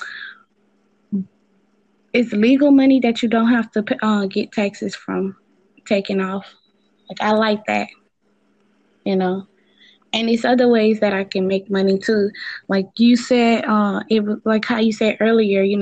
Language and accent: English; New Orleans, Louisiana, United States; I'm really right now in Louisiana, you know, because I'm from New Orleans